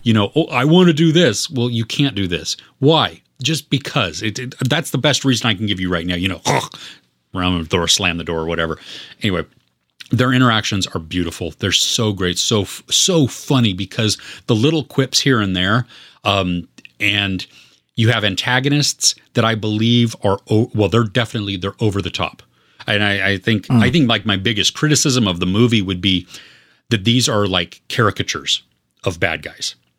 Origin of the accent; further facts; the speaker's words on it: United States; I grew up in the United States